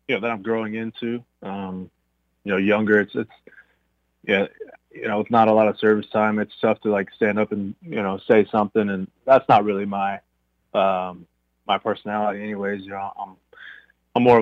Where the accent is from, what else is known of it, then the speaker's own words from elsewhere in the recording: Irving, Texas, United States; I grew up in Irving, so I grew up a diehard Rangers fan